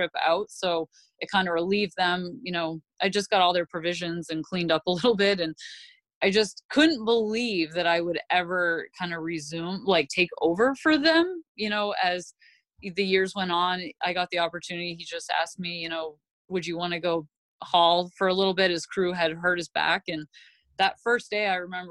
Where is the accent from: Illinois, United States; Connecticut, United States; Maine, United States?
Maine, United States; Southwest Harbor; I grew up where I grew up in Southwest Harbor was literally right on the water.